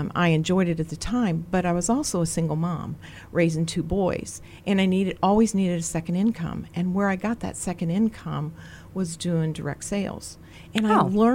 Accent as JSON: {"language": "English", "town": "Greencastle", "region": "Indiana", "country": "United States", "tie": "born or raised there", "moved": "yes", "lives_now": "Virginia, United States", "said": "I grew up in Greencastle, Indiana"}